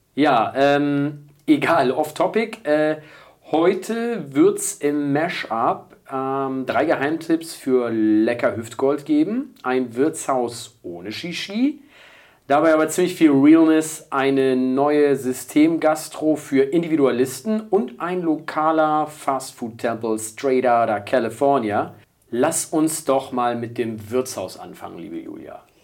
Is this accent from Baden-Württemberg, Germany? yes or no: no; Munich, Bavaria, Germany; wir kommen aus München, der Erfinderstadt des Biergartens